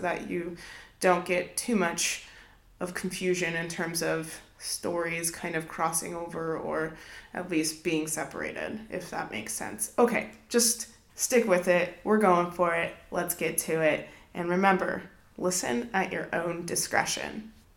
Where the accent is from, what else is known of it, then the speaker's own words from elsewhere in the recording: Southwest, United States; moved away; I grew up in the Southwest.